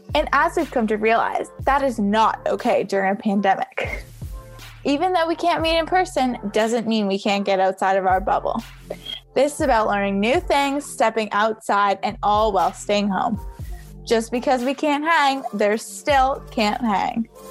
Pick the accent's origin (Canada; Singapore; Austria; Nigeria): Canada; Toronto, Ontario; growing up in Canada, I'm not sure if you visited Canada before, but I would consider where I grew up in the GTA, Greater Toronto area